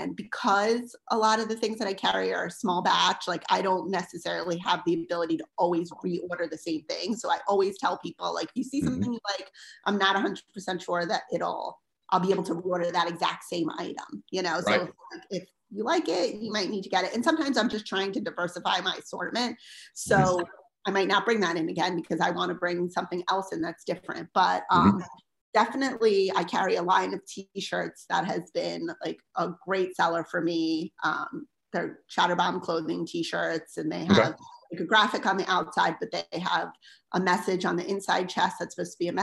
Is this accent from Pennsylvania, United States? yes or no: yes; Philadelphia, Pennsylvania, United States; now in Roswell, United States; we're from the Philadelphia area